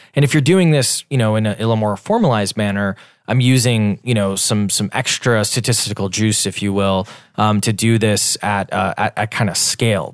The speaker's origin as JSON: {"language": "English", "region": "Wisconsin", "country": "United States", "also_born_or_lived": "Washington, D.C.", "moved": "as an adult", "lives_now": "Boston, United States", "said": "I'm from Wisconsin originally. Um, we're based in Boston, though"}